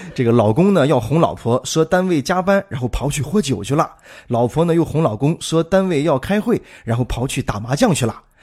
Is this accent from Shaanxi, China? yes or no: yes; Shaanxi, China; accent: Shaanxi Mandarin; 用咱们陕西话做成一个字，抠